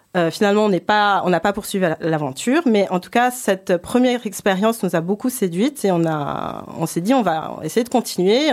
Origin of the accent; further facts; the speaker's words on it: Paris, Île-de-France, France; moved away; je suis franco-japonaise, je suis née à Paris, j'ai grandi à Paris